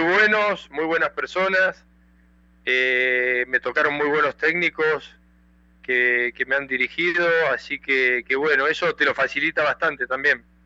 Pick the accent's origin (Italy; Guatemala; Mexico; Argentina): Argentina; moved away as an adult; also born or lived in Peru; estoy en mi país, estoy en Argentina